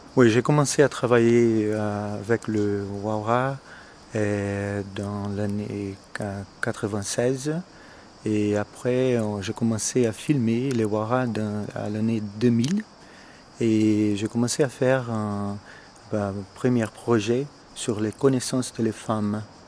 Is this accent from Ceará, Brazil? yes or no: no; São Paulo, Brazil; French is a second language; moved away as an adult; also born or lived in England / United States; je suis né au Brésil d'une famille italienne, mais je suis brésilien. Dans quel état L'état de São Paulo, à la ville de São Paulo la plus grande ville au Brésil